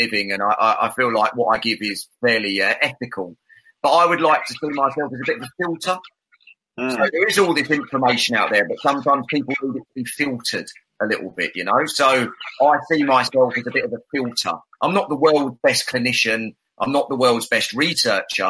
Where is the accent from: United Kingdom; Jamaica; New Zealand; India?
United Kingdom; London; I'm a Londoner